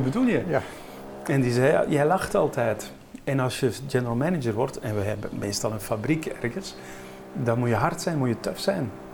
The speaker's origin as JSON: {"language": "Dutch", "town": "Ghent", "region": "Flanders", "country": "Belgium", "said": "Ik kom uit Gent."}